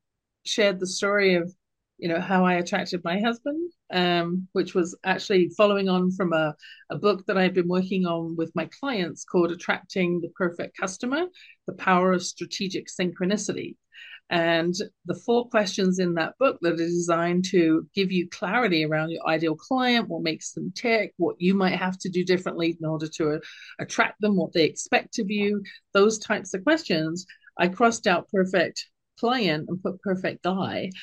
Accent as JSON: {"language": "English", "country": "United Kingdom", "accent": "British", "said": "my lilting British accent"}